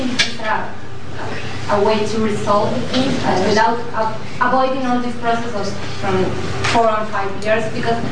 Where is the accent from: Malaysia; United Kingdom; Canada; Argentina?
Argentina; moved away as an adult; I'm from Argentina. I'm studying here